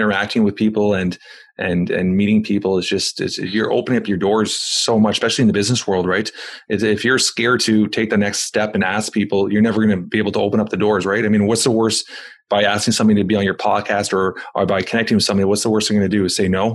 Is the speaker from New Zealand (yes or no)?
no; Toronto, Ontario, Canada; I'm from Toronto, Canada